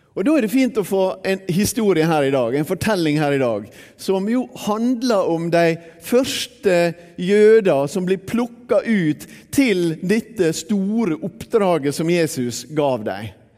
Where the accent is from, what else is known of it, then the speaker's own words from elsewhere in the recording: Bergen, Vestland, Norway; also born or lived in Sunnmøre; Da jeg vokste opp eh, her i Bergen på 1960-tallet